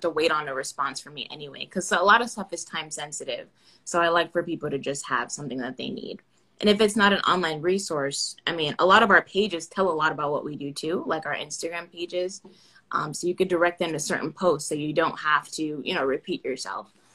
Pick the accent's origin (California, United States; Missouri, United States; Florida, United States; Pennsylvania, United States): Florida, United States; Orlando; I'm from Orlando